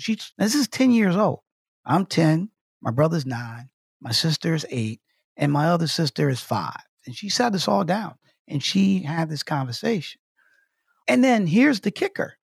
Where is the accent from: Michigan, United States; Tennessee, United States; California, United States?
Michigan, United States; Detroit; growing up in Detroit, Michigan